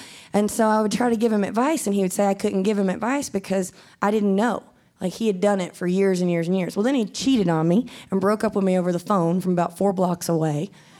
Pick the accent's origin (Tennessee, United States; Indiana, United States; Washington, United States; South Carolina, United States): South Carolina, United States; also born or lived in California / Brooklyn; now in Nashville, United States; but then I moved to California, and I was like, oh, it's okay. Like, you don't have to look like all my friends on Facebook to be from South Carolina. Like, you know what I mean? Like, I wanted to get away from the South.